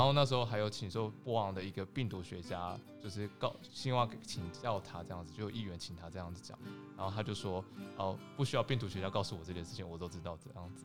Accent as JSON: {"language": "Chinese", "country": "Taiwan", "moved": "yes", "said": "我们来台，来自台湾"}